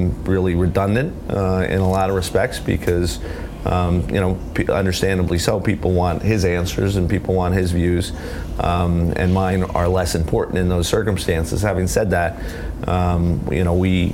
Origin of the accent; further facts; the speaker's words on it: New Jersey, United States; I grew up in New Jersey